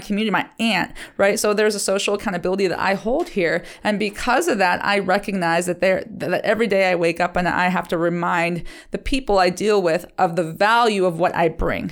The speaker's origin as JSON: {"language": "English", "town": "Liberty", "region": "Ohio", "country": "United States", "tie": "born or raised there", "said": "Liberty is my hometown"}